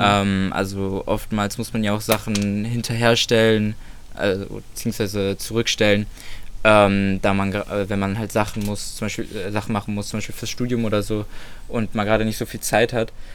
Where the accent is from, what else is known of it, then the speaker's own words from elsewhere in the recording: Solingen, North Rhine-Westphalia, Germany; mein Haus, wo ich aufgewachsen bin